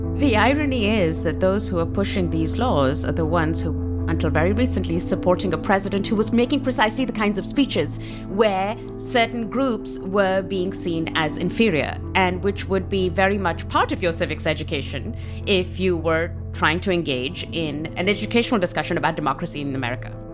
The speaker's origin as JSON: {"language": "English", "country": "Pakistan", "said": "I come from Pakistan"}